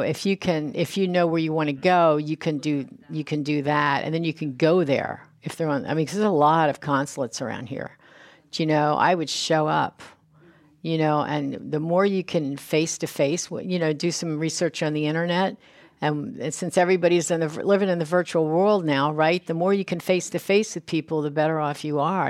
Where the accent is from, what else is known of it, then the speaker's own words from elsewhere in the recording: United States; I don't speak French. I'm a, I'm American. I speak English